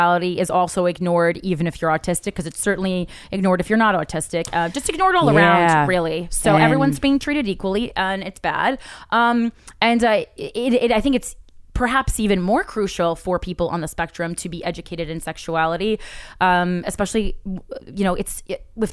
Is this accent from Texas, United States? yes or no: no; New Jersey, United States; I'm from Jersey